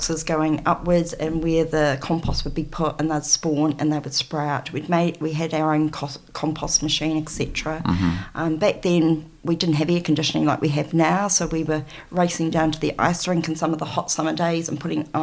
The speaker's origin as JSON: {"language": "English", "region": "Canterbury", "country": "New Zealand", "tie": "born or raised there", "also_born_or_lived": "Melbourne, Australia / Rakaia / Dunsandel / Amberley"}